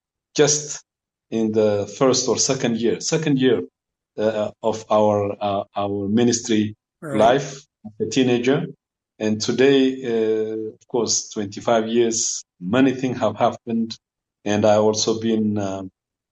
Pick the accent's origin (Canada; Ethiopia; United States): Ethiopia; Addis Ababa; I was born in Addis Ababa, in the capital city of Ethiopia, with a bunch of children at home